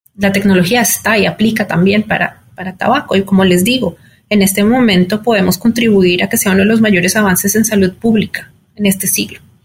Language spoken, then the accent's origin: Spanish; Colombia; moved away as an adult; also born or lived in Mexico City; now in New York, United States; soy colombiana